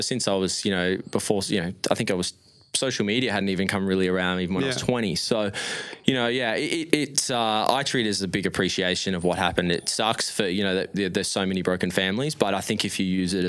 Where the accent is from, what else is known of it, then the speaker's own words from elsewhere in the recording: Brisbane, Queensland, Australia; born there; So my mum's side's Italy, from Italy, and my dad's side's from New Zealand. So, and then I was born in Brisbane.